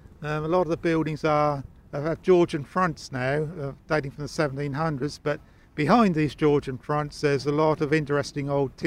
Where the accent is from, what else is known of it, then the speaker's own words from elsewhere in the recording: Manningtree, East of England, United Kingdom; Growing up in Manningtree, it was brilliant for me. I had a lovely childhood. I was born in the old Packet Hotel, which was an early 15th century building.